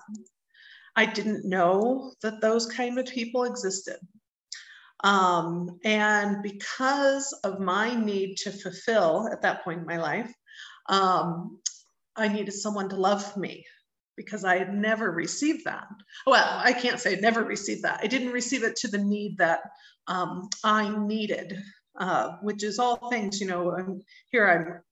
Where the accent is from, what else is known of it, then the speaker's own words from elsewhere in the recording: Indianapolis, Indiana, United States; also born or lived in Cincinnati, Ohio; now in Mexico; I was born in the Midwest of the U.S. in Cincinnati, Ohio, but raised since I was five in Indianapolis, Indiana. So that's home for me